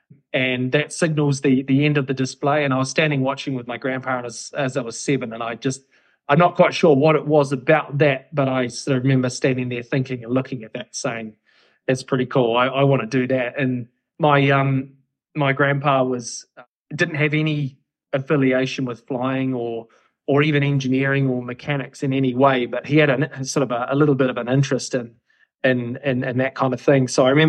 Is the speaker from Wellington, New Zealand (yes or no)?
yes; Wellington, New Zealand; now in Christchurch, New Zealand; I'm originally from Wellington, but I've moved around the place over the 36 years I've been around, and I've settled in Christchurch, and I've been in Christchurch for about 10 years.